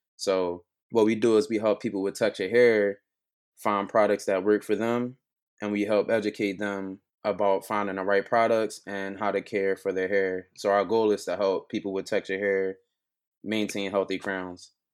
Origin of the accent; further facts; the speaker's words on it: Philadelphia, Pennsylvania, United States; I'm from Philly, born and raised